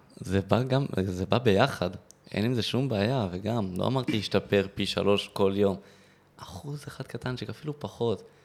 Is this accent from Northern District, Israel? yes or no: no; Modi'in-Maccabim-Re'ut, Central District, Israel; ממודיעין, ששם גרתי וגדלתי ברעות